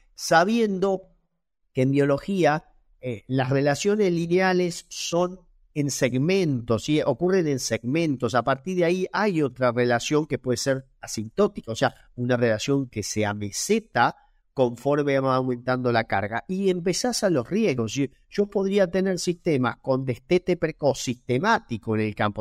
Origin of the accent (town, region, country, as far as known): Argentina